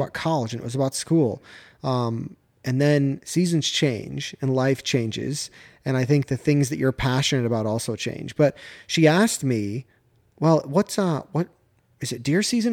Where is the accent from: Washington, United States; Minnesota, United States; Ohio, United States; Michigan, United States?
Michigan, United States; moved away as an adult; also born or lived in North Carolina; now in Georgia, United States; I grew up in Michigan, right? Relatively flat terrain.